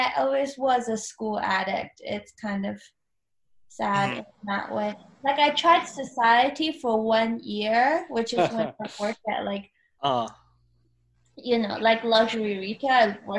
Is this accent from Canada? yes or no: yes; Canada; also born or lived in China; I was born in China and then I moved to Canada. And then when I was in Canada, I just moved around so much.